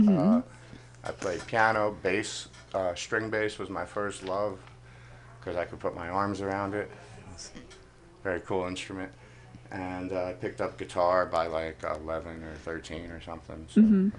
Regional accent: New York, United States; also born or lived in Moscow, Russia; now in San Francisco, United States; I was born in Russia. In Moscow. I grew up around New York, only spoke English since I was a kid, lost all my Russian. I've been in San Francisco 20-some years

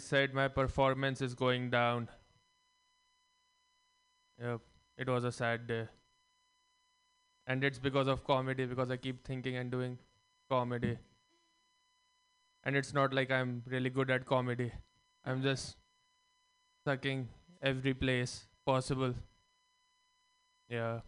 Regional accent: India; now in United States; growing up in India, we were taught about karma and multiple lives

